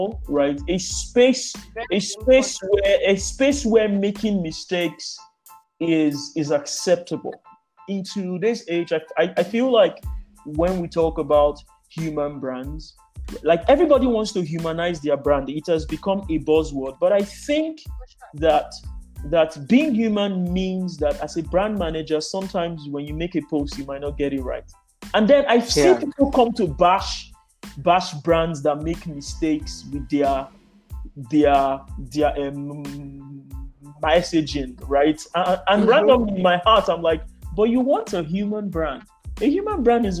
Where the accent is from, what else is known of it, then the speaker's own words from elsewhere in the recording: Nigeria; as a Nigerian